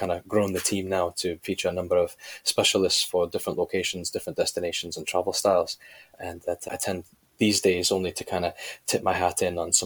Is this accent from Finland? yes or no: no; Canada; moved away as an adult; also born or lived in United Kingdom / Germany / China; I'm originally from Canada, left to Great Britain, and not long after, joined the British Army